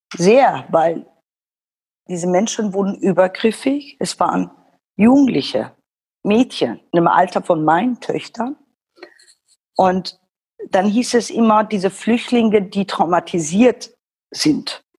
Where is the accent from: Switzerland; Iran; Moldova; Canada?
Iran; German is a second language; now in Germany; deshalb werde ich auch oft äh, in meiner Heimat missverstanden